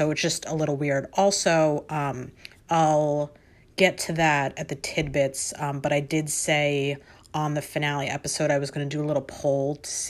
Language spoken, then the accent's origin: English; Long Island, New York, United States; I grew up on Long Island and my family as a kid, my mom still belongs there, joined a private beach club.